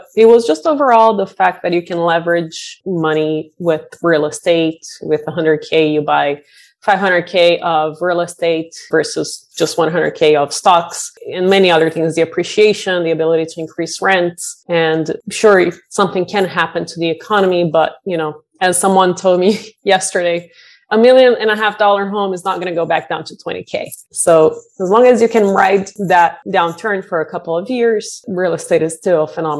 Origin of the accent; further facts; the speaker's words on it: Brazil; now in Bay Area, United States; I moved to the Bay Area from Brazil 20 years ago and count my blessings every day that I'm here.